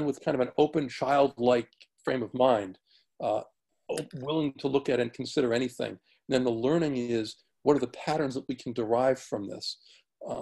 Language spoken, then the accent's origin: English; New England, United States; I grew up in New England